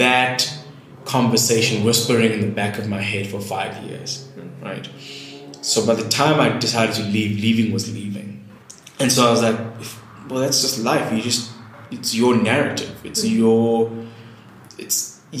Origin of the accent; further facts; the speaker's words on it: Eastern Cape, South Africa; also born or lived in Durban, KwaZulu-Natal; I grew up in the Eastern Cape, but mostly in my younger years, the junior school was in Durban